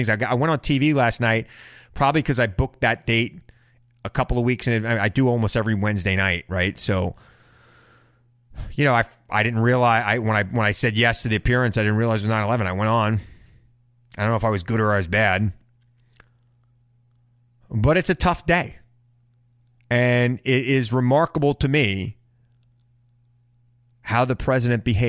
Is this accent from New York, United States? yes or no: yes; New York City, New York, United States; I'm a New Yorker, and I lived through it